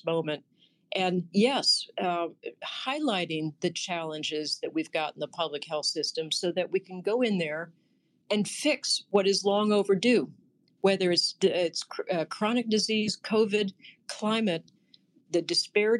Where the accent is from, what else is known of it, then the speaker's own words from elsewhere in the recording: New Jersey, United States; My home state of New Jersey